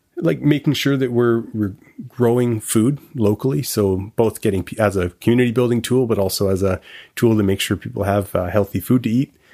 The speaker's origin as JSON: {"language": "English", "town": "Victoria", "region": "British Columbia", "country": "Canada", "tie": "born or raised there", "also_born_or_lived": "Montreal", "said": "I grew up in Victoria"}